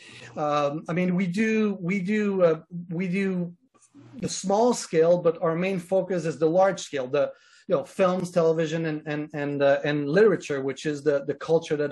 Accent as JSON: {"language": "English", "country": "Canada", "said": "I'm Canadian, and I'm in Toronto right now. I live in Canada"}